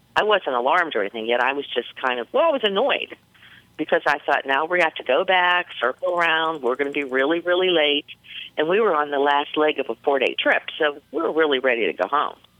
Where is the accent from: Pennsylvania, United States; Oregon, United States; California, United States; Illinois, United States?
Pennsylvania, United States; Pittsburgh; I'm from Pittsburgh, Pennsylvania